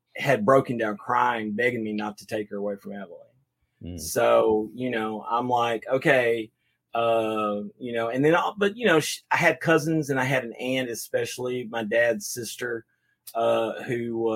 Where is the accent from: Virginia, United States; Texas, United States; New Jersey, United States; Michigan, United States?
Texas, United States; Waxahachie; also born or lived in Abilene, Texas / Denton, Texas; I was raised in Waxahachie, but as soon as they got done, I was in Denton